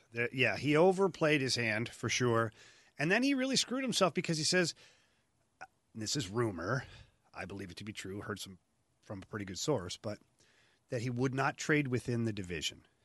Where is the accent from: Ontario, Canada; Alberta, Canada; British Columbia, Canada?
Ontario, Canada; Ottawa; moved away; go back to Ottawa, uh, my hometown.